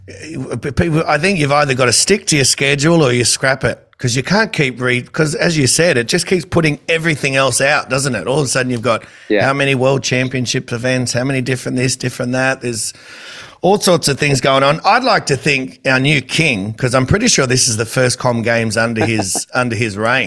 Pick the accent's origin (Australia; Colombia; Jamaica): Australia; New South Wales; I'm from New South Wales